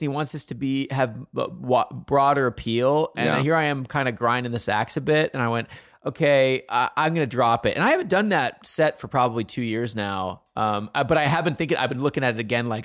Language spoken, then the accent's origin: English; Montana, United States; I grew up in Montana, which is like the south of the north.